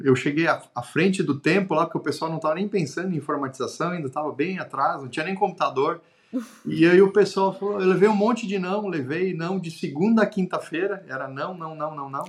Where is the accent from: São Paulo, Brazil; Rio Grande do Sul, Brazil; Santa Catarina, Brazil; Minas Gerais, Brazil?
Santa Catarina, Brazil; Xanxerê; also born or lived in Florianópolis; sou do interior do estado de Santa Catarina, de uma cidade chamada de Xanxerê